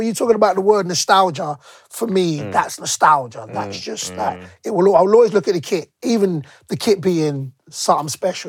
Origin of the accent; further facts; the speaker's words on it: London, United Kingdom; I was born and raised in London, born and raised in England, but my household is always Nigerian